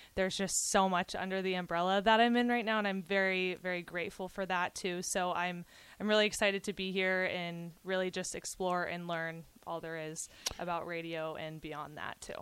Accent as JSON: {"language": "English", "town": "Kansas City", "region": "Missouri", "country": "United States", "said": "I am from Kansas City, very big Chiefs fan"}